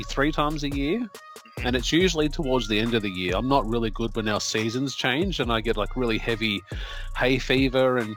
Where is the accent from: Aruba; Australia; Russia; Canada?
Australia